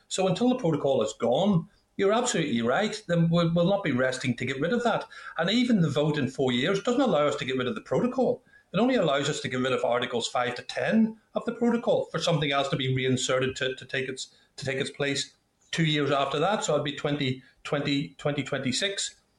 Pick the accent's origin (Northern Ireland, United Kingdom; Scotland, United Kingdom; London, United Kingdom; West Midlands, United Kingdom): Northern Ireland, United Kingdom; I'm an Irishman. I'm a very proud Irishman. I've always identified as being an Irishman, belonging to the United Kingdom, and I'm a United Kingdom unionist.